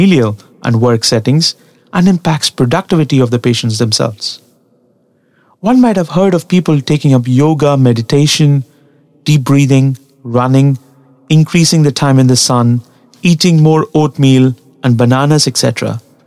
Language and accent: English; Tamil Nadu, India; English is a second language; the place that I come from, Tamil Nadu in South India